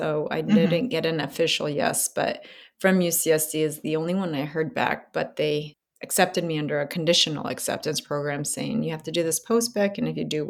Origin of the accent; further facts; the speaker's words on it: Southern California, United States; I am from Southern California